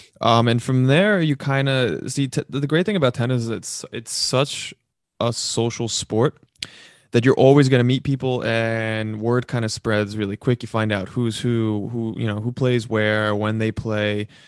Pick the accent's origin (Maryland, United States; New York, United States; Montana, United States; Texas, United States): New York, United States; Queens; where we grew up here in Queens.